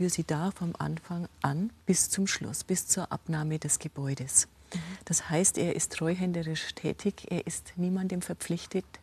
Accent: Rosenheim, Bavaria, Germany; Sehen Sie, ich komme aus Rosenheim. Wir hatten eine Landesgartenschau.

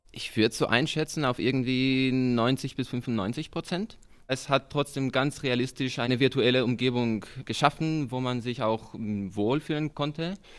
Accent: Madrid, Community of Madrid, Spain; moved away as an adult; now in Munich, Germany; Ich komme aus Madrid, aber studiere in München

